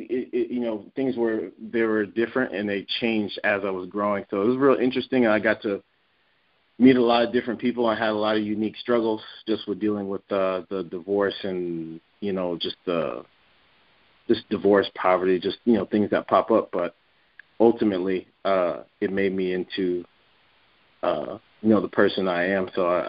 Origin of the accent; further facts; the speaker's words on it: San Diego, California, United States; also born or lived in Connecticut, United States; my first memories are actually in Connecticut. And, and I got to San Diego around eight years old, something like that. And I've been here ever since.